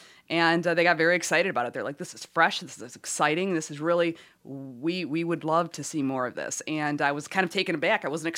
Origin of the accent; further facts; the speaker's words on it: Detroit, Michigan, United States; I'm from Detroit.